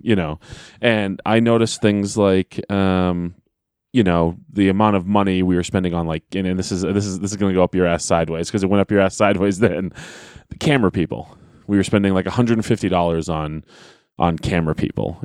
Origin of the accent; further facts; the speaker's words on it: Manchester, New Hampshire, United States; I am from Manchester.